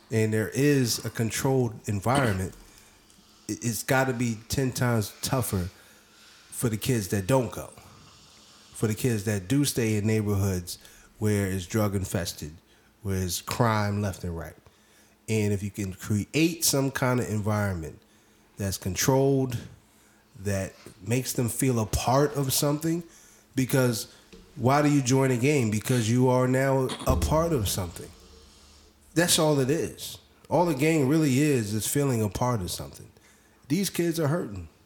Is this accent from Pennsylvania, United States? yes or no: yes; Philadelphia, Pennsylvania, United States; We're all from the Philadelphia area.